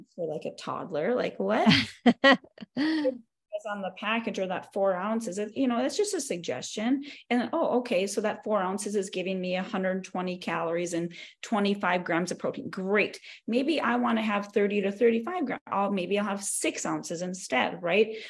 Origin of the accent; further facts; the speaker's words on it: North Dakota, United States; moved away as an adult; now in Arizona, United States; I am born and raised in North Dakota, but currently my husband and I just we moved to Arizona.